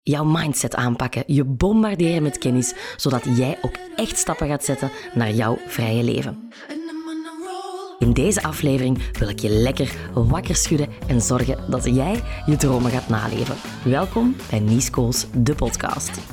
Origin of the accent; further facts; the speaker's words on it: Kempen, Flanders, Belgium; accent: Kempisch; dat je af en toe mijn Kempisch accent erdoor gaat horen